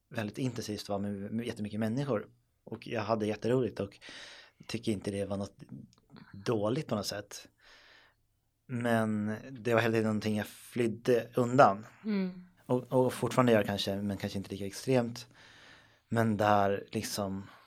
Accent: Stockholm, Stockholm County, Sweden; jag är uppväxt i Stockholm

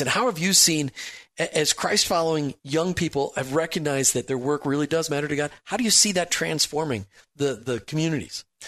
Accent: Minnesota, United States; I grew up in Minnesota where you just don't really talk about your faith.

